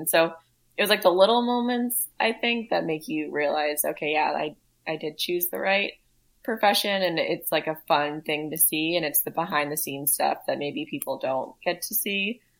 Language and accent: English; Woodinville, Washington, United States; So I went to high school. So I grew up in Woodinville, Washington. It's like a winery town, like 20, 30 minutes outside of Seattle.